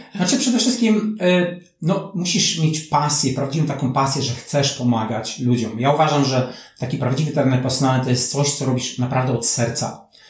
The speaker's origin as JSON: {"language": "Polish", "country": "Poland", "also_born_or_lived": "New Zealand / Turkey / Malaysia", "moved": "as an adult", "said": "88 wyjechałem z Polski"}